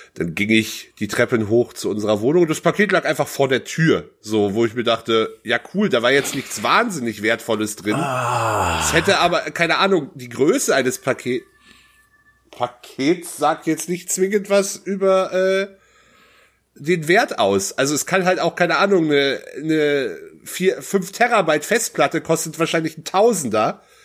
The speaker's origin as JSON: {"language": "German", "region": "North Rhine-Westphalia", "country": "Germany", "tie": "born or raised there", "said": "meine Heimatstadt hat 22.000 Einwohner, was in NRW jetzt, was in Sachsen-Anhalt eine Kreisstadt ist, in NRW aber eher so interessiert keinen."}